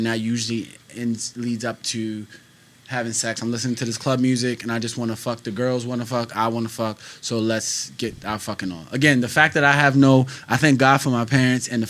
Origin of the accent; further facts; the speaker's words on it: Baltimore, Maryland, United States; moved away as an adult; now in New York, United States; I've been living in New York for 3 years now, and it wasn't until I moved to New York. I'm from Baltimore, Maryland.